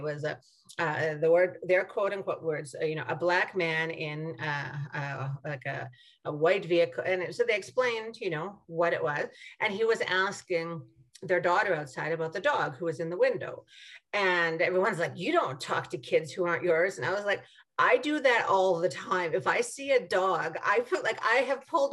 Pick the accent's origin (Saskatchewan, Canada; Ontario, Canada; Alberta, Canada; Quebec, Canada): Saskatchewan, Canada; I'm from Saskatchewan